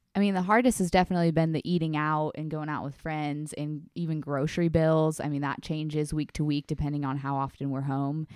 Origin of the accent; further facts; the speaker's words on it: California, United States; moved away; I'm originally from California, and I was home last weekend with my family